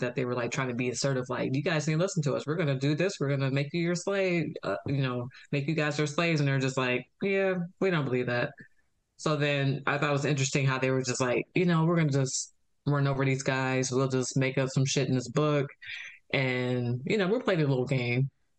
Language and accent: English; United States; As an American